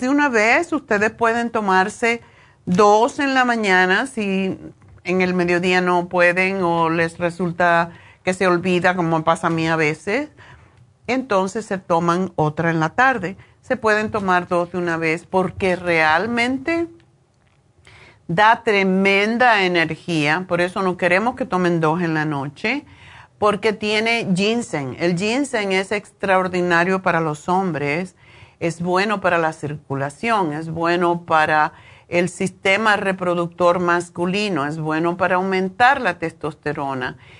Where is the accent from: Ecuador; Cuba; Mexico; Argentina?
Cuba; now in Los Angeles, United States; Como cubanos